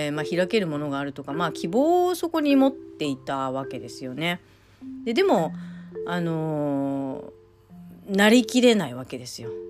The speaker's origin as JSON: {"language": "Japanese", "region": "Okinawa", "country": "Japan", "said": "沖縄人として日本人を生きるっていうまあことで自分はまあ何者なんだっていうこと"}